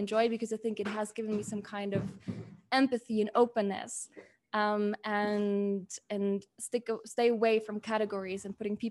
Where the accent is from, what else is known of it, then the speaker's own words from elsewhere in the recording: Munich, Bavaria, Germany; moved away as an adult; also born or lived in Stuttgart / Aberdeen / Dublin; now in Aguascalientes, Mexico; I was born in Munich and spent my childhood in Munich. And then when I was 12 years old, we moved to Stuttgart